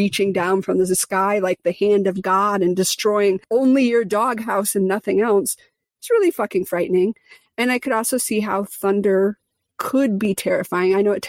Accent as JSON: {"language": "English", "region": "Midwest", "country": "United States", "tie": "born or raised there", "said": "I grew up in the Midwest in the tornado belt."}